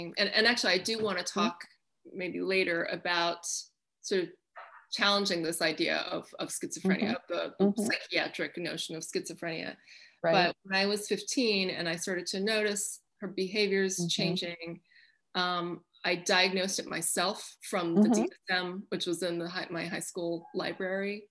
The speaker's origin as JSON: {"language": "English", "town": "Chehalis", "region": "Washington", "country": "United States", "tie": "born or raised there", "said": "my hometown of Chehalis, Washington"}